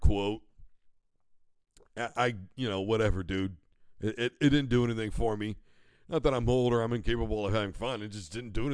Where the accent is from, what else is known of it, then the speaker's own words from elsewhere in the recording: Midwest, United States; I am from the Midwest